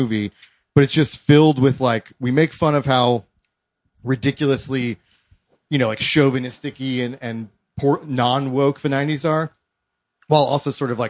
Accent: Columbus, Ohio, United States; moved away as an adult; also born or lived in New York; We're both from Columbus.

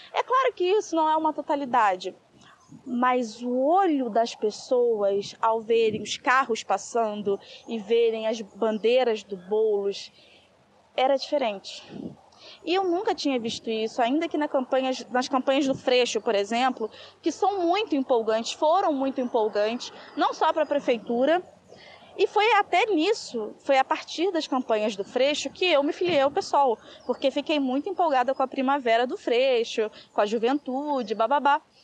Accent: Rio de Janeiro, Brazil; eu sou do Rio de Janeiro

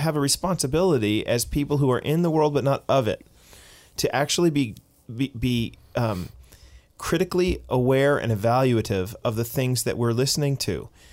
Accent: Boston, Massachusetts, United States; Boston, my hometown

